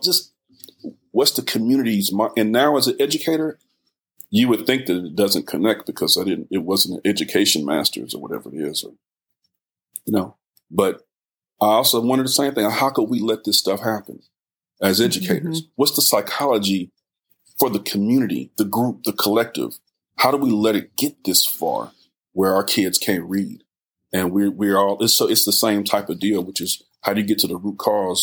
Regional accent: Richmond, California, United States; also born or lived in Oakland, California; I'm from Richmond, California, born in Oakland, raised in Richmond, inner city kid

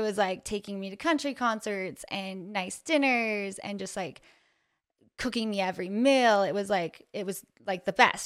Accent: Ogden, Utah, United States; born and raised in Ogden, Utah

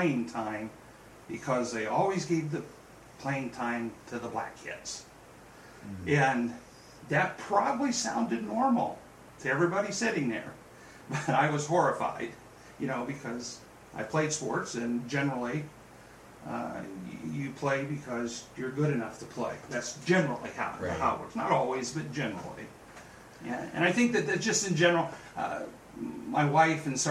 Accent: California, United States; born or raised there; also born or lived in Bryan, Ohio

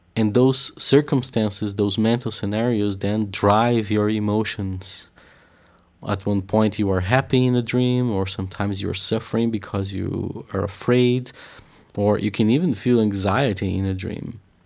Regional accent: Curitiba, Paraná, Brazil; I come from the south of Brazil in a city called, uh, Curitiba

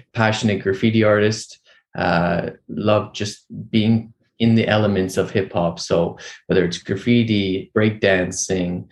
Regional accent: Vancouver, British Columbia, Canada; I grew up here in Vancouver, Canada

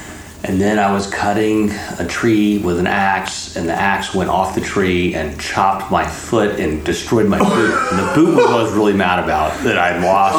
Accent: Midland, Texas, United States; born or raised there; also born or lived in Dallas, Texas

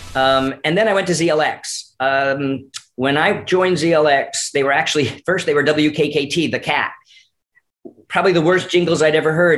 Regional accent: Newington, Connecticut, United States; growing up in Newington, Connecticut, right outside of Hartford

